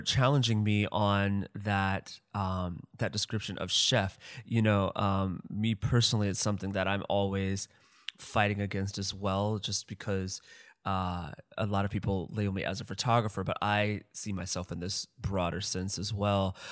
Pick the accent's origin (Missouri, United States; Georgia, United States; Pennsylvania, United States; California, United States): Missouri, United States; St. Louis; I'm from St. Louis